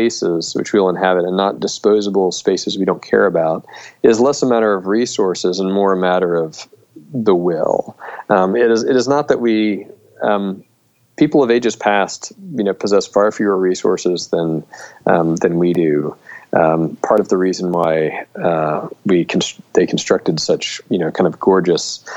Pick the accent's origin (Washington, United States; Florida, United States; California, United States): Florida, United States; Melbourne; also born or lived in St Andrews; my hometown of Melbourne, Florida